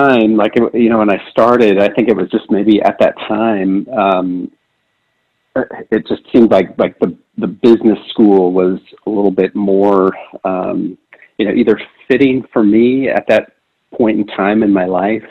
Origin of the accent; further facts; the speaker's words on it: Wisconsin, United States; also born or lived in Utah / Florida; I primarily grew up in Wisconsin